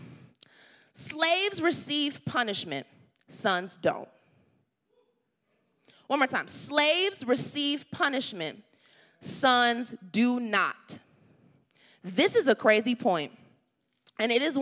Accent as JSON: {"language": "English", "region": "the South", "country": "United States", "tie": "born or raised there", "moved": "yes", "said": "I grew up in the South"}